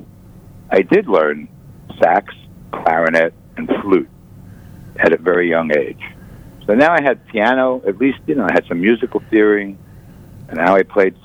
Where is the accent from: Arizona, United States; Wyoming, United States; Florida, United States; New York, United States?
New York, United States; Elmont; also born or lived in Brooklyn, New York; at 1 year old, I moved to a little town on the South Shore called Elmont on Long Island.